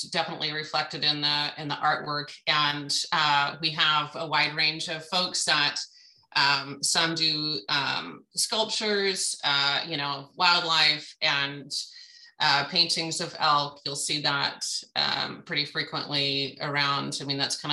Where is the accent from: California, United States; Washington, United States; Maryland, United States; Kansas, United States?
Washington, United States; Western; moved away as an adult; now in Prairie City, United States; I'm actually from Western Washington.